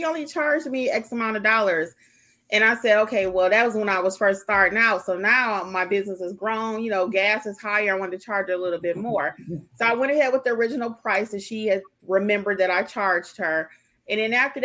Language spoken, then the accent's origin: English; Georgia, United States; we're all from Georgia